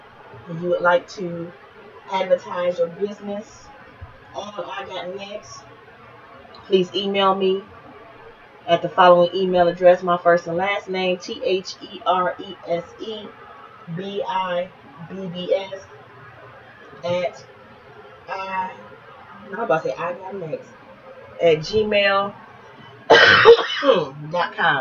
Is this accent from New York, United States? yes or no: no; East Chicago, Indiana, United States; born and raised in East Chicago, Indiana, educated in the public schools of East Chicago